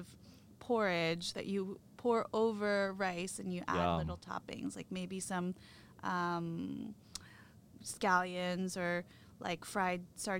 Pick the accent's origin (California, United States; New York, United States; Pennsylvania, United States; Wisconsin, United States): New York, United States; New York City; So I grew up in Manhattan on the Upper West Side